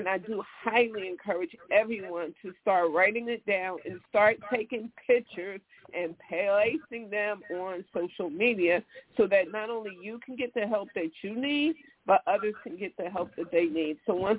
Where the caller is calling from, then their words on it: Chicago, Illinois, United States; I am calling from Chicago